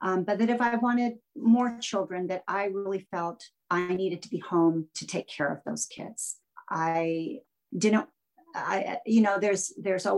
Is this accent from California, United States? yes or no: yes; Southern California, United States; moved away; I was born and raised in Southern California.